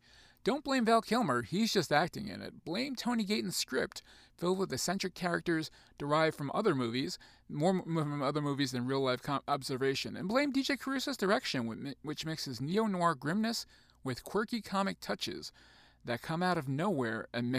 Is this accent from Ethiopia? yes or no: no; New Zealand; but then again, I'm from New Zealand. What would you expect me to say?